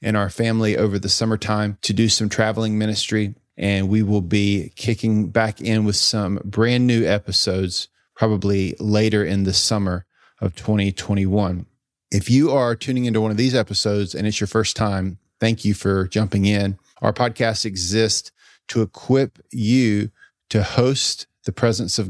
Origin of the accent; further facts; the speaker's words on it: Greenville, North Carolina, United States; grew up in Greenville, North Carolina